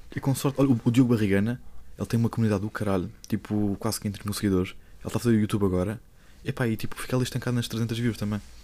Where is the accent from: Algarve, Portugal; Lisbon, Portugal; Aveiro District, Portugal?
Lisbon, Portugal; sou de Lisboa